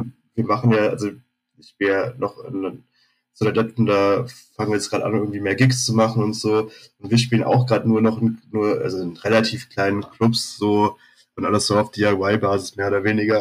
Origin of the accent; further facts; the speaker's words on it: Berlin, Germany; bin da halt irgendwo in Zehlendorf in Westberlin groß geworden.